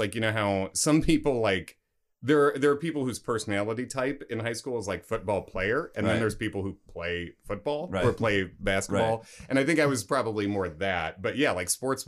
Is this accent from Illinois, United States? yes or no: yes; Chicago, Illinois, United States; also born or lived in Oak Park, Illinois / Long Island, New York / Indiana; I was born in Chicago, grew up mostly around there